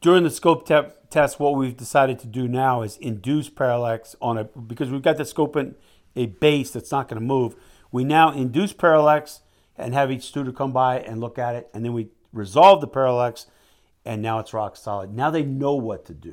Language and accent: English; United States; also born or lived in Mississippi / Louisiana; now in Alaska, United States; I came from Alaska, man, and, and I grew up in Mississippi, Louisiana, but I'm down from Alaska